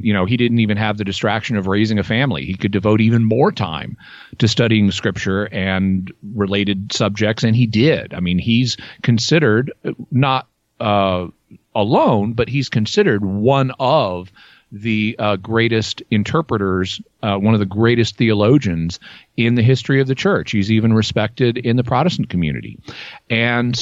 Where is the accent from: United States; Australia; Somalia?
United States; Arkansas; I grew up in Arkansas